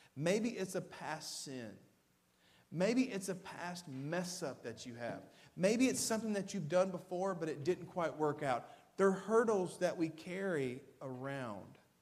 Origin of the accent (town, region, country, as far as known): Waverly, Tennessee, United States; born or raised there; also born or lived in Camden, Tennessee